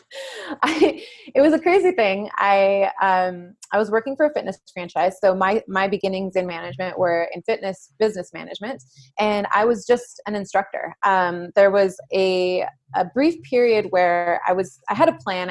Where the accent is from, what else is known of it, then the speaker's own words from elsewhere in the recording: San Jose, California, United States; now in San Diego, United States; I grew up on the east side of San Jose